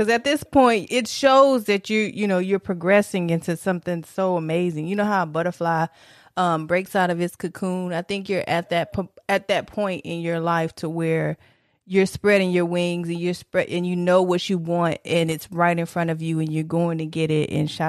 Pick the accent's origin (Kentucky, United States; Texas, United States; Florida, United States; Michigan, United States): Michigan, United States; Detroit; Detroit, by the way.